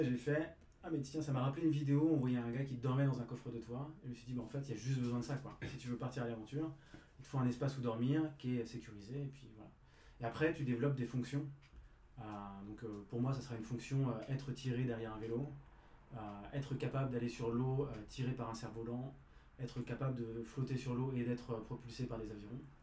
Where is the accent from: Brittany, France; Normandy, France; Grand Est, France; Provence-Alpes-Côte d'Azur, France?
Brittany, France; Rennes; je suis citadin, je ne suis, pas, je suis pas parisien non plus, je suis rennais